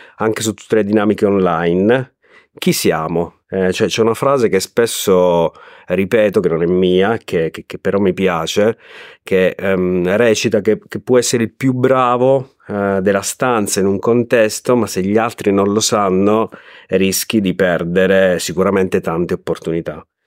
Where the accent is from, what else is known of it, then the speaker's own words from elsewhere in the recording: Abruzzo, Italy; moved away as an adult; also born or lived in Riccione; now in Rimini, Italy; io sono abruzzese ma da vent'anni vivo tra Rimini e Riccione